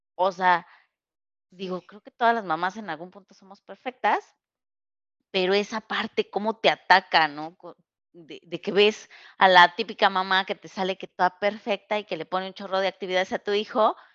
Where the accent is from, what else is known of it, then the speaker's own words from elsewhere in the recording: Mexico; moved away as an adult; also born or lived in Querétaro; now in California, United States; Nosotros somos mexicanas y nos mudamos a Estados Unidos.